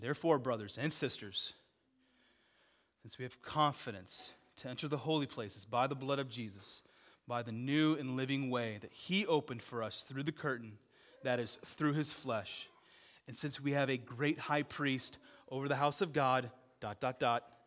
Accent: Dubuque, Iowa, United States; I was like, you know, five, six, back in Dubuque

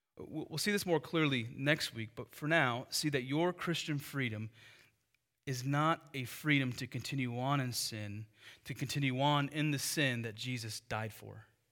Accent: United States; the freedom we have as Americans

